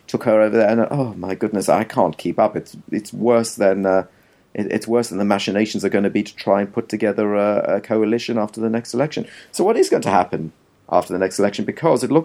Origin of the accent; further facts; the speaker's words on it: South Africa; now in England; I came from South Africa